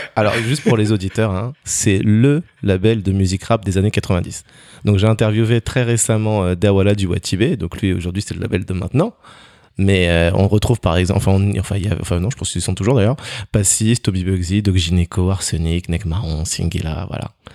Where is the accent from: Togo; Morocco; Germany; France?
Togo; moi je viens du Togo